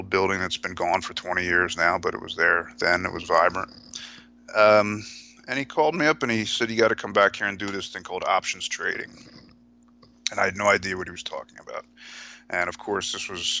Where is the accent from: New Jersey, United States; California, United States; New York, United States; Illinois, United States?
New Jersey, United States; Originally, it was growing up in New Jersey